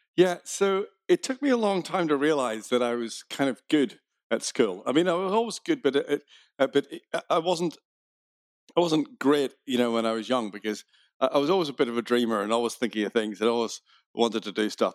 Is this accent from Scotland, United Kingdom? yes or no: no; Belfast, Northern Ireland, United Kingdom; accent: Irish; I was born in Belfast